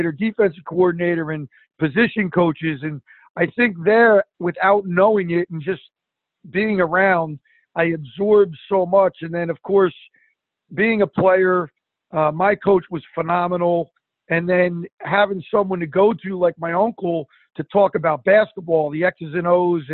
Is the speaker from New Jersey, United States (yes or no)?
yes; East Orange, New Jersey, United States; also born or lived in Verona, New Jersey; we grew up in East Orange